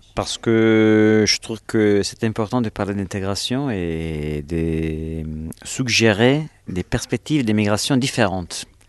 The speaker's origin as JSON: {"language": "French", "country": "Italy", "second_language": "French", "moved": "yes", "said": "je suis italien"}